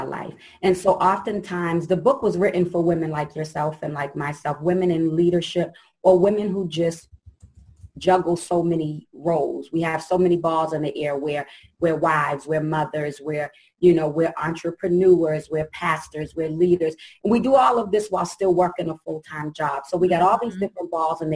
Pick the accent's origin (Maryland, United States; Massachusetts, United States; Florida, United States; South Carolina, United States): Massachusetts, United States; Boston; I'm from Boston, Mass.